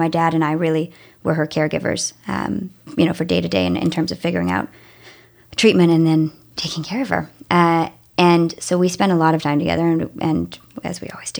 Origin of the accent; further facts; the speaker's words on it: South Africa; I'm from South Africa, and we moved every 2 years until I was a teenager, countries or states.